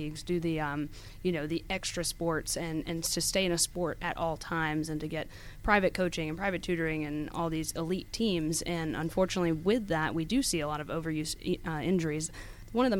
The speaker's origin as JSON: {"language": "English", "town": "Snellville", "region": "Georgia", "country": "United States", "tie": "born or raised there", "also_born_or_lived": "Tennessee", "said": "I was actually born and raised in Snellville"}